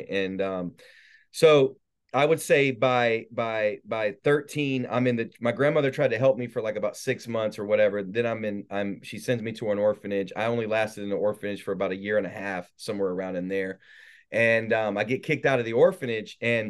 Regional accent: North Carolina, United States; So I was born in South Carolina, but my parents really ruined my life the majority of the time in North Carolina.

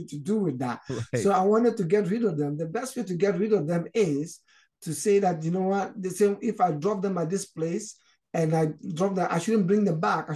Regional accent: Ghana; moved away as an adult; also born or lived in Nigeria; now in Canada; I was actually born in Nigeria. I'm originally from Ghana. My parents came from Ghana, but originally I was born in Nigeria. So, and my parents moved back to Ghana. So when I grew up, I wanted to go back to where I was born in Nigeria

